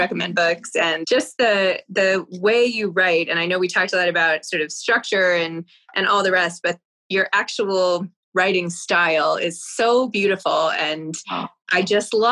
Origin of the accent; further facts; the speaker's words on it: New York City, New York, United States; having grown up in New York City